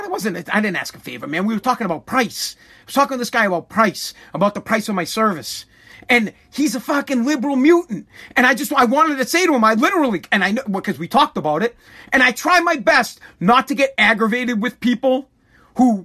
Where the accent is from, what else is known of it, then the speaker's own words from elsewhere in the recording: United States; As an American citizen, as a citizen of this great country of the United States of America